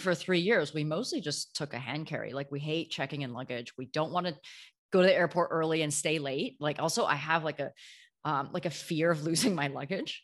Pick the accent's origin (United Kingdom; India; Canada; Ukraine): Canada; moved away as an adult; also born or lived in New York; now in Amsterdam, Netherlands; I grew up in Canada, but moved to New York a few years ago